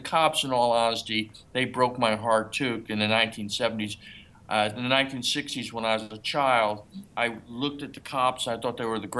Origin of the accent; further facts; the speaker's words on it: New York City, New York, United States; moved away; I grew up in New York City